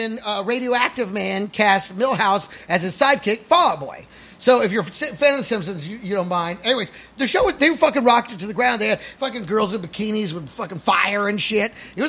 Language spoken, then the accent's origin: English; Texas, United States; also born or lived in California; Because I grew up in Texas too.